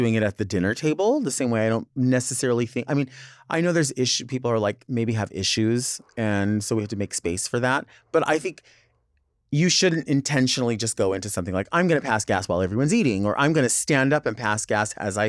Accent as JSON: {"language": "English", "region": "Arizona", "country": "United States", "tie": "born or raised there", "said": "Although I'm not from Southern California, I grew up in Southern Arizona."}